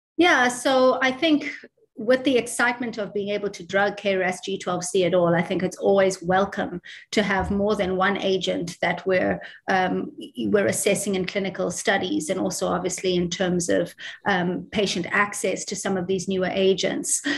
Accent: South Africa; also born or lived in New York, United States / Baltimore, United States; now in Dublin, Ireland; I'm South African, uh, but I did all of my training um, in, in Dublin, in Ireland.

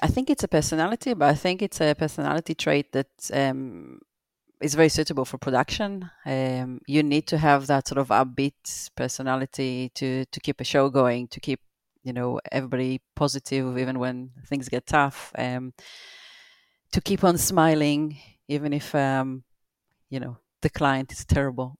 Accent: Israel; moved away as an adult; also born or lived in Brockley, London; now in London, United Kingdom; I live in Broccoli, Southeast London, and, uh, I grew up in Israel.

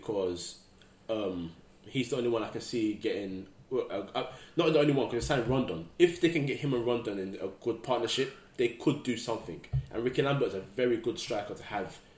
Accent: Ghana; I'm Ghanaian as well

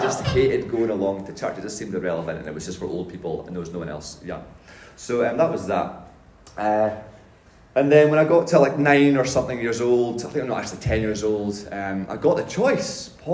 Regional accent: north of Scotland, United Kingdom; moved away; I was brought up in the north of Scotland

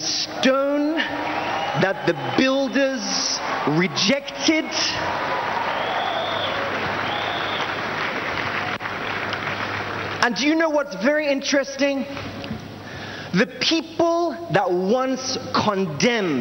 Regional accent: United Kingdom; moved away as an adult; now in Nigeria; I'm originally from the United Kingdom, and I'm an evangelist here at the Synagogue Church of All Nations.

